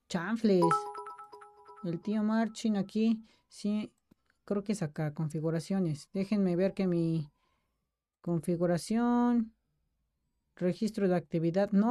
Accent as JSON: {"language": "Spanish", "region": "Puebla", "country": "Mexico", "said": "Puebla, yo soy de Puebla"}